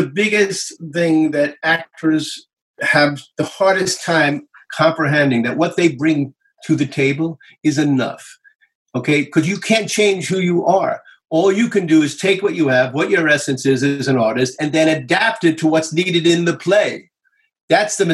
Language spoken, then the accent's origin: English; New York City, New York, United States; moved away as an adult; also born or lived in Los Angeles; I was born and raised in New York.